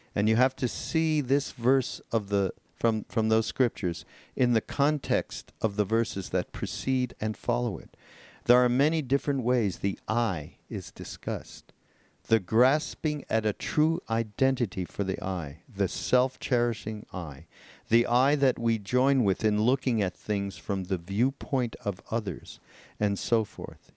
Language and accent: English; Montreal, Quebec, Canada; I'm from Montreal